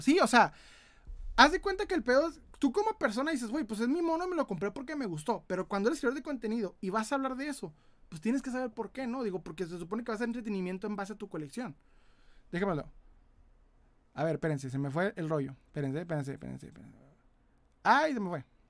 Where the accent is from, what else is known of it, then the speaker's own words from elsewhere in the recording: Ciudad Juárez, Chihuahua, Mexico; De Ciudad Juárez, Chihuahua.